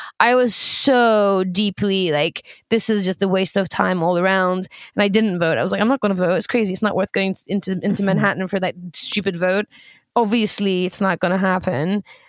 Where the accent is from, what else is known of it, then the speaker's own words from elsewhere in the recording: United Kingdom; now in United States; Moving on. UK, very civilized, as you can imagine. In the UK, we only campaign for 6 weeks prior.